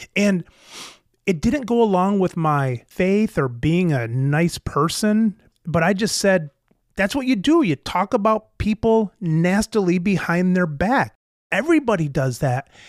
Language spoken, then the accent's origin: English; United States; as an American male